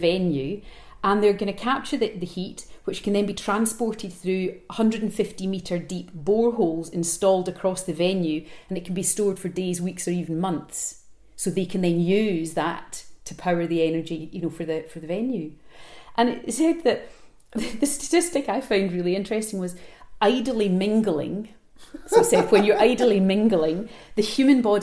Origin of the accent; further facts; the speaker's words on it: Glasgow, Scotland, United Kingdom; my hometown of Glasgow